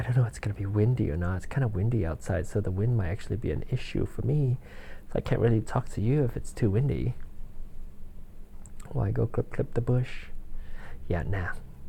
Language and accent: English; Malaysia; born there; I was born in Malaysia, and their time is 12, no, 13 hours ahead of us right now